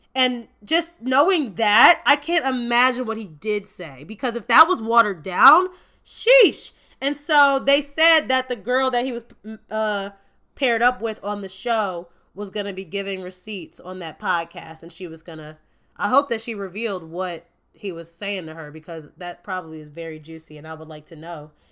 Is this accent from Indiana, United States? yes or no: yes; Gary, Indiana, United States; I am from Gary, Indiana, just a hop, skip, and a jump away from Chicago in the Midwest.